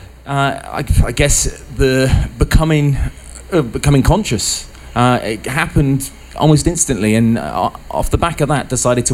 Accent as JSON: {"language": "English", "country": "United Kingdom", "moved": "as an adult", "said": "I'm from the UK, as you can hear by my accent, but been in construction for many years, and I came over here"}